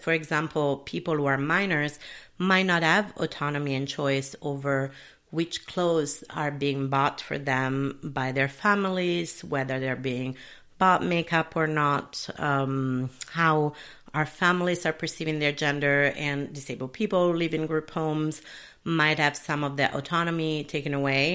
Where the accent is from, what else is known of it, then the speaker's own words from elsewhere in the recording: Italy; also born or lived in United Kingdom / Sicily; now in Minneapolis, United States; where I was brought up in Italy